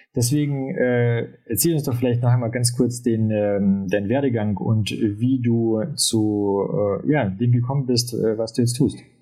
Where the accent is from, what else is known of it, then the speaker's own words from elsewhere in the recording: Ulm, Baden-Württemberg, Germany; moved away; also born or lived in Munich; ich bin ja eigentlich aus Ulm